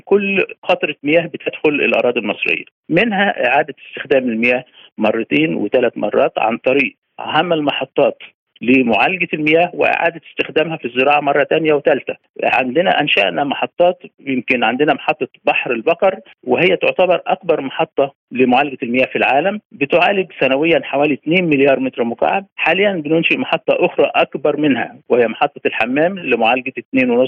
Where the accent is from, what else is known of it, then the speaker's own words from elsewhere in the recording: Egypt; احنا عندنا مصر